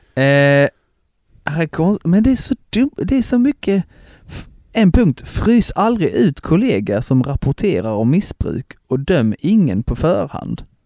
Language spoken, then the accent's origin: Swedish; Broby, Skåne, Sweden; hemma i Broby